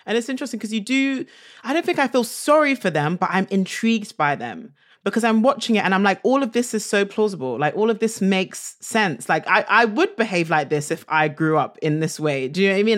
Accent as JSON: {"language": "English", "region": "London", "country": "United Kingdom", "said": "being a Londoner"}